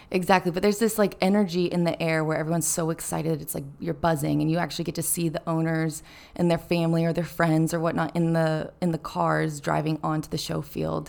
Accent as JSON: {"language": "English", "town": "Carmel", "region": "California", "country": "United States", "said": "I'm from Carmel, which is the little, um, cute beach town right next to Pebble Beach"}